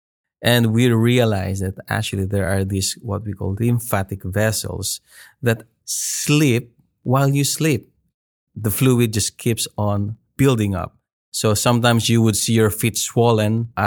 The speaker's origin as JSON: {"language": "English", "country": "Philippines", "said": "I am a Filipino"}